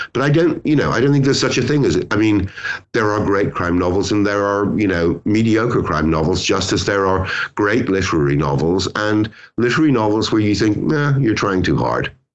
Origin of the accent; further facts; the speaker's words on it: Ireland; also born or lived in Britain; now in United Kingdom; I'm Irish.